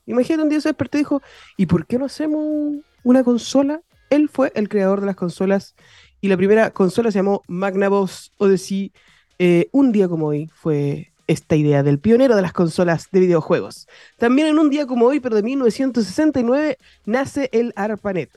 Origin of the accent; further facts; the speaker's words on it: Chile; also born or lived in Viña del Mar; como buen chileno, desde las 12 de la noche estamos celebrando eh, todo, ser chileno